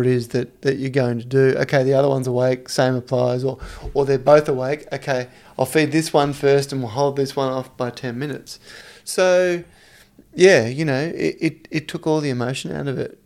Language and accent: English; Victoria, Australia; moved away; also born or lived in Dubai; I grew up in Victoria